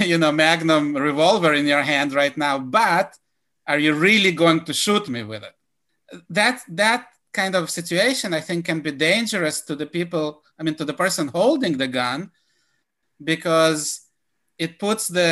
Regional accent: Israel; now in United States; growing up in Israel

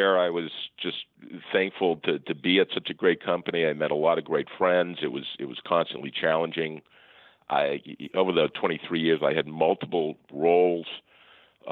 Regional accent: Falmouth, Massachusetts, United States; also born or lived in Connecticut; I grew up on the Cape in Falmouth, Massachusetts, went to a public high school

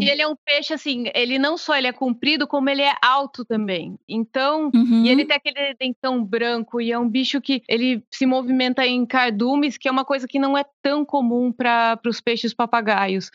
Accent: interior of São Paulo, Brazil; eu morava no interior de São Paulo

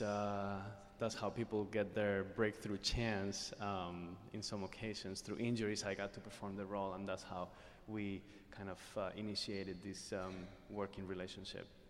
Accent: Spain; moved away; my time in growing up in Spain

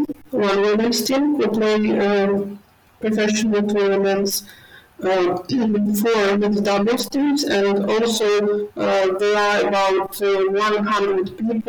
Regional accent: Kyiv, Ukraine; I'm from Kyiv. I was born in Kyiv, and I have lived all my life in Kyiv. And Kyiv is a big, beautiful city. It is more than 1,500 years old

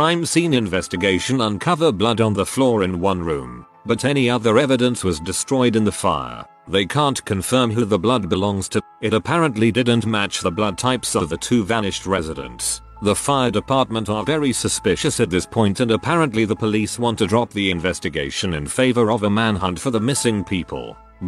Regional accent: Russia; Similar story from my growing up in Russia, sort of big town, had a university nearby as well.

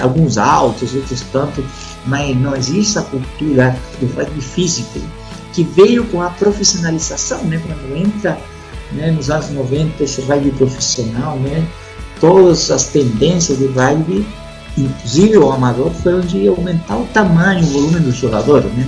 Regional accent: Concepción, Biobío, Chile; Portuguese is a second language; moved away as an adult; also born or lived in Belo Horizonte, Brazil / Espírito Santo, Brazil; now in Brazil; Eu sou do sul do Chile, é o terceiro polo mais importante do rugby nacional, né? na cidade de Concepción, uma cidade industrial. Né? E eu nasci na cidade de Concepción

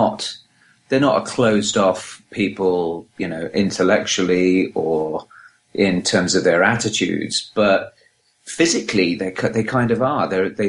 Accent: Los Angeles, California, United States; I'm from Los Angeles.

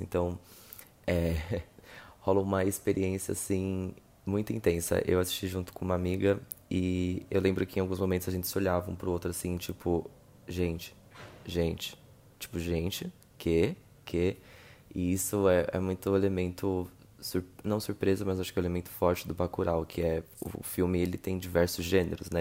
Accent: Rio de Janeiro, Brazil; eu sou do Rio

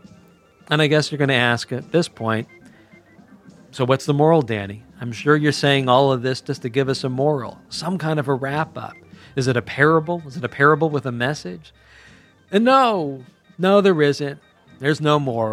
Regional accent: Culver City, California, United States; downtown Culver City, my hometown

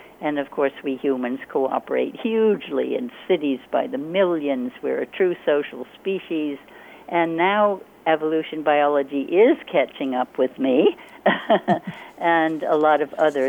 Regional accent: Hudson Valley, New York, United States; now in Hawaii, United States; I was born in the Hudson Valley of New York State in the U.S., and I had the great privilege of being able to run free in nature and to learn from nature on my own as a little kid

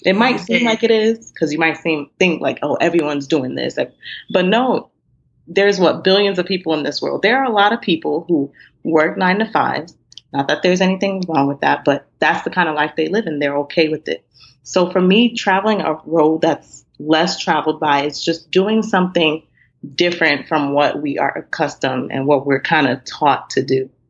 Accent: Nigeria; being Nigerian

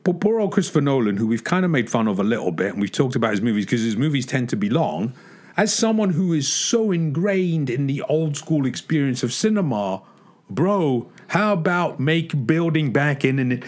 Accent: England, United Kingdom; moved away; when I was a kid growing up in England

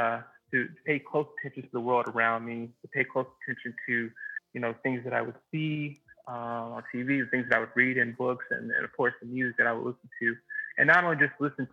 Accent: Memphis, Tennessee, United States; moved away as an adult; also born or lived in Jackson, Mississippi / Seattle / Washington, D.C.; now in New York, United States; hometown of Memphis, Tennessee.

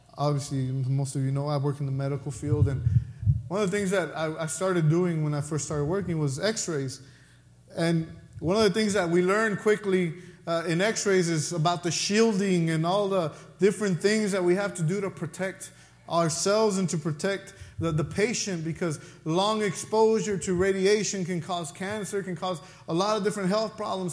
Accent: Mexico; accent: Mexican; that's my Mexican accent coming out

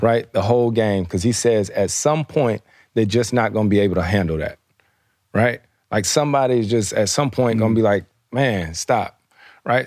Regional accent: the South, United States; moved away; I grew up in the South

